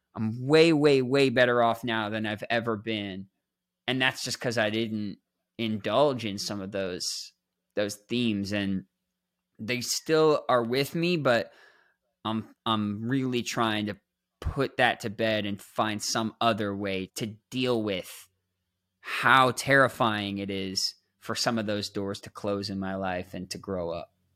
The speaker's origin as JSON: {"language": "English", "town": "Toronto", "region": "Ontario", "country": "Canada", "tie": "born or raised there", "said": "I'm this kid growing up in Toronto, Canada"}